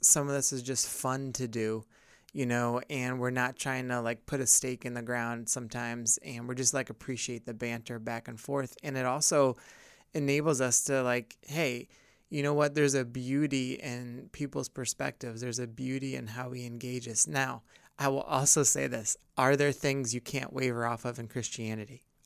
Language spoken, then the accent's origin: English; upstate New York, United States; growing up in upstate New York